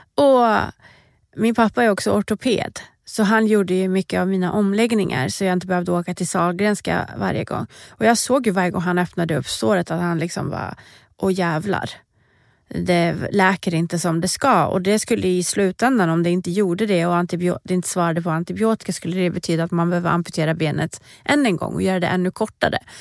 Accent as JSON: {"language": "Swedish", "country": "Sweden", "said": "jag var ju första svensk och fortfarande enda svensk som har fått representera vårt land"}